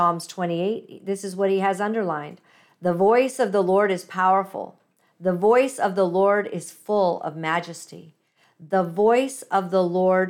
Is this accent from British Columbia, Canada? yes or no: yes; British Columbia, Canada; me being from British Columbia here